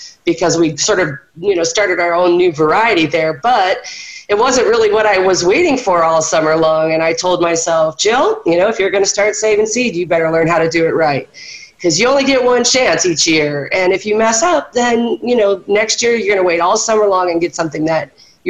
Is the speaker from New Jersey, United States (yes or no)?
no; Orange County, California, United States; moved away; I was born and raised in Orange County, so I know a little bit about California.